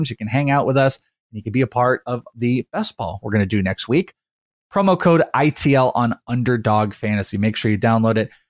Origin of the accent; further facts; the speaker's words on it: Wales, United Kingdom; For Bogman, I am Welsh.